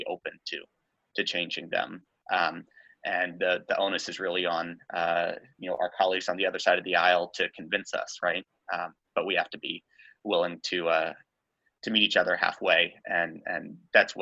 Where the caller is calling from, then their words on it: Plymouth, Massachusetts, United States; I'm calling in from Plymouth, Massachusetts, where I'll be for this semester